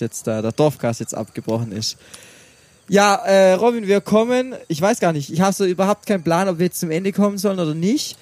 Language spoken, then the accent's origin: German; Brackenheim, Baden-Württemberg, Germany; in meiner Heimat, in Brackenheim